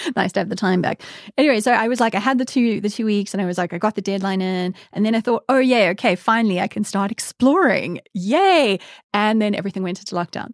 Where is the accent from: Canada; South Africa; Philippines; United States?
South Africa; moved away as an adult; now in United Kingdom; my standards for hikes as a South African